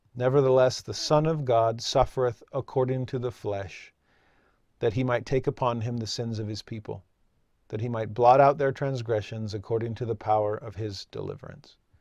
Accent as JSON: {"language": "English", "town": "Santa Clarita", "region": "California", "country": "United States", "tie": "born or raised there", "said": "I grew up in Southern California, just north of Los Angeles. and Six Flags Magic Mountain was in my hometown."}